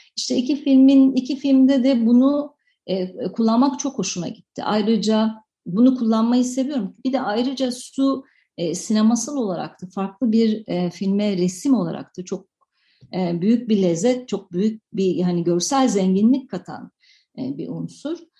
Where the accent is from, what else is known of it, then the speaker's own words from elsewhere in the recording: Turkey; Ben e, 73 doğumlu bir insanım ve 80'li yıllarda büyüdüm. Ve e, 80'li yıllarda Türkiye'de